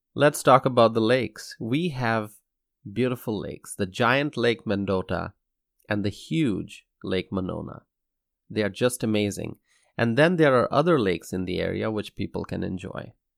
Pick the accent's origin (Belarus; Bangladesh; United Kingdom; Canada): Bangladesh; Dhaka, Dhaka Division; moved away as an adult; now in Madison, United States; I was born and raised in Dhaka, in Bangladesh